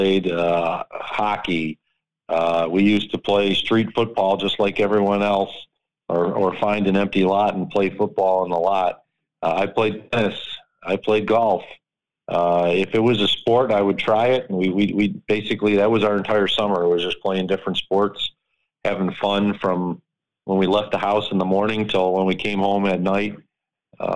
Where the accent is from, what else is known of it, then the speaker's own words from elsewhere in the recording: Lackawanna, New York, United States; I still have friends from when I grew up in Lackawanna